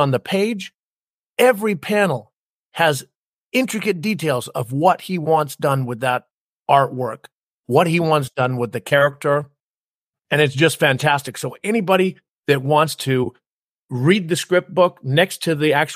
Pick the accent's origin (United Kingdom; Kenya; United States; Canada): Canada; I was a tall, skinny kid, glasses, braces, growing up in Canada that was always picked on